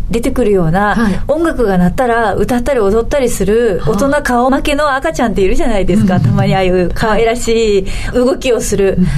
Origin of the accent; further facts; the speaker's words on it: Kure, Hiroshima, Japan; moved away as an adult; now in Tokyo, Japan; 電車生活の地域で育ってないんですよ私広島県の倉橋島という島ですし